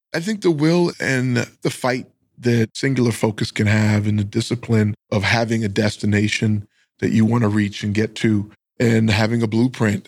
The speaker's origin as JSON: {"language": "English", "country": "Bahamas", "tie": "born or raised there", "moved": "yes", "said": "I grew up in the islands of the Bahamas, which is off the coast of Miami."}